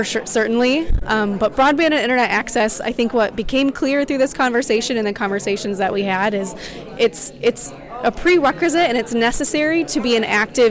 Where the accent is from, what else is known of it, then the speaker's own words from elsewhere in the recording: Coldwater, Michigan, United States; now in Steuben County, Indiana, United States; I grew up in Coldwater and I have either lived or worked in this area for most of my life.